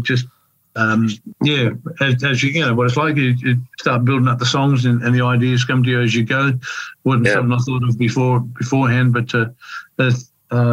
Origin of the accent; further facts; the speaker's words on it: Alice Springs, Northern Territory, Australia; my hometown of Alice Springs